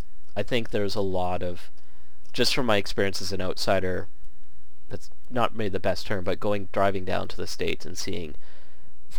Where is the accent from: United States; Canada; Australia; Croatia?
Canada; I'm Canadian